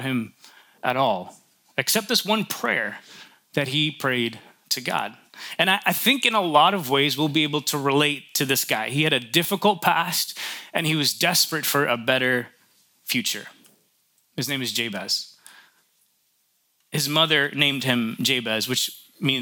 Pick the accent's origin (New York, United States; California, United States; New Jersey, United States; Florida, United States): New York, United States; I grew up in New York